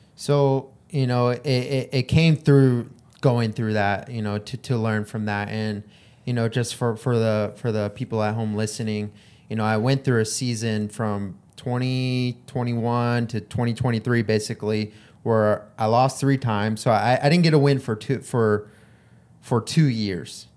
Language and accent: English; Hawaii, United States; I grew up in Hawaii